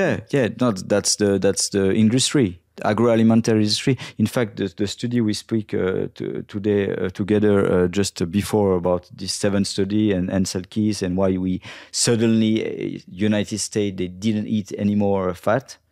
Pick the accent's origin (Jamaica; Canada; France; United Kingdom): France; Brittany; English is a second language; I'm from Bretagne